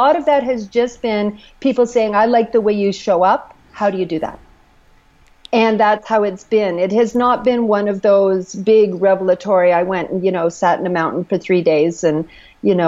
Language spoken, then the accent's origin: English; Canada; I'm Canadian